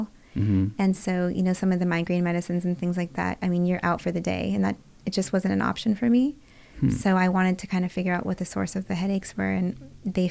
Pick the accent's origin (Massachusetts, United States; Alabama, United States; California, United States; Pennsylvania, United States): California, United States; Bay Area; also born or lived in rural Oregon; now in Los Angeles, United States; I'm from the Bay Area